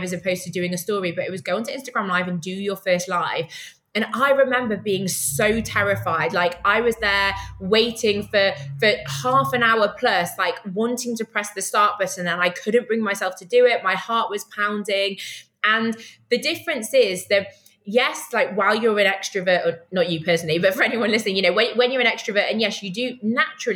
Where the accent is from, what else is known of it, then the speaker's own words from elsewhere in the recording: United Kingdom; now in Tel Aviv, Israel; I'm a Brit